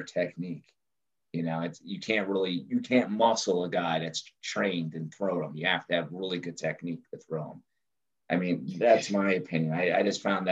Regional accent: New Jersey, United States; I grew up in South Jersey

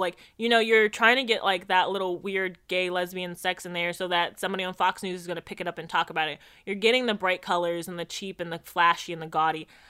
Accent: Jamaica; moved away; as a Jamaican

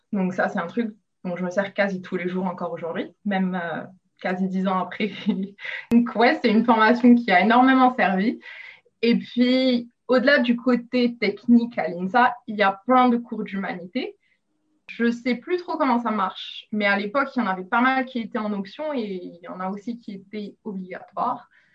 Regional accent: Rabat, Rabat-Salé-Kénitra, Morocco; moved away as an adult; also born or lived in Rouen, France / Lille, France; now in Australia; J'ai grandi au Maroc où je suis allée au lycée français à Rabat

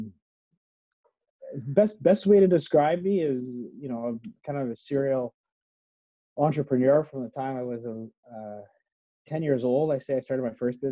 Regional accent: Edmonton, Alberta, Canada; moved away as an adult; I was born in Edmonton, actually. Yeah. I grew up in Edmonton. And then when I graduated from university, I moved out west.

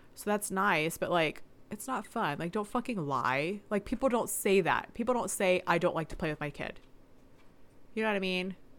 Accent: the South, United States; We're from the South.

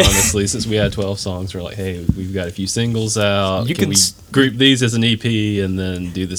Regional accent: Florence, South Carolina, United States; growing up in Florence

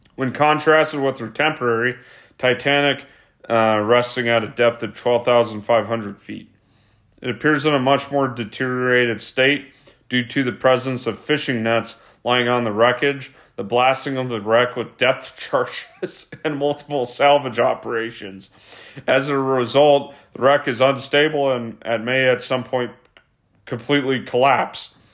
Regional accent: United States; I'm a fourth generation American.

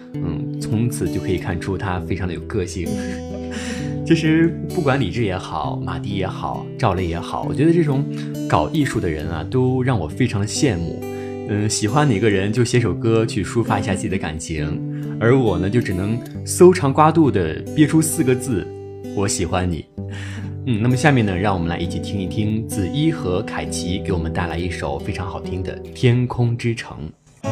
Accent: Fuyang, Anhui, China; 我的家乡呢，是在安徽省阜阳市

